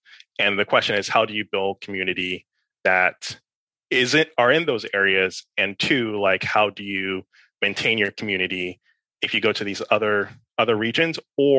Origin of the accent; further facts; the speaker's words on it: New York, United States; born there; also born or lived in Caribbean; I was born in New York. I grew up partially in the Caribbean. I moved between a couple US cities in kind of the middle school, high school, time period.